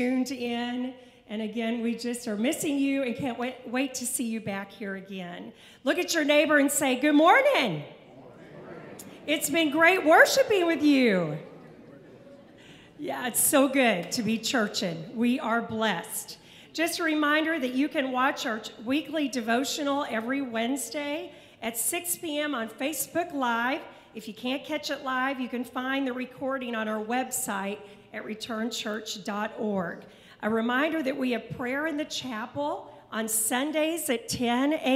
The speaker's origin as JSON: {"language": "English", "region": "Kentucky", "country": "United States", "tie": "born or raised there", "said": "I was born in Kentucky"}